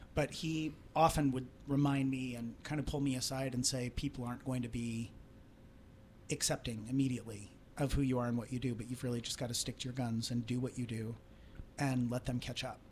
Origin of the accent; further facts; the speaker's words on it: Trenton, Missouri, United States; moved away; a lot of my motivation was based on getting out of my hometown. I felt very which was where Trenton, Missouri.